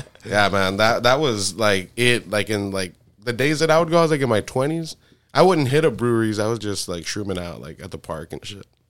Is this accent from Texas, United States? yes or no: yes; South Texas, United States; I'm from South Texas